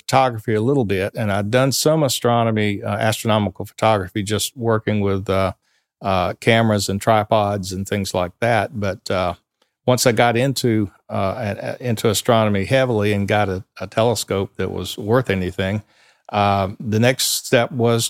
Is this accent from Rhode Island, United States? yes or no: no; Sumter, South Carolina, United States; I grew up right here in Sumter, South Carolina.